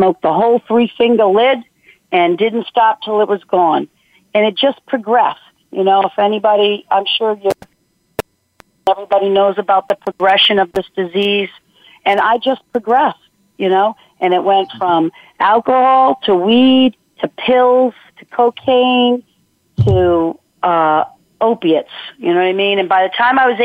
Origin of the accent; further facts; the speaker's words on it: Rhode Island, United States; born and raised in Rhode Island, wonderful parents